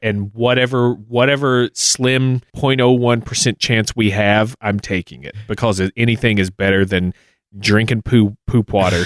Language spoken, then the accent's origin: English; United States; as an American growing up and hearing our public school education